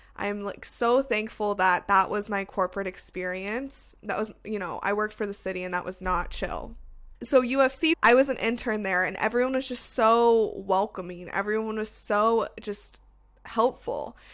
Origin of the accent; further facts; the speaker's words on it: Las Vegas, Nevada, United States; moved away as an adult; now in Seattle, United States; I was from Las Vegas, so I went to U N L V